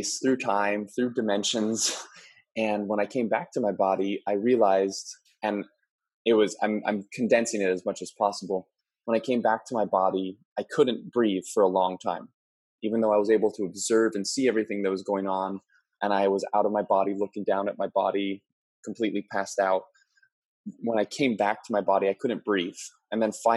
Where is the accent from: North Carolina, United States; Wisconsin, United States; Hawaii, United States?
Hawaii, United States; Maui; moved away as an adult; I'm originally born and raised on Maui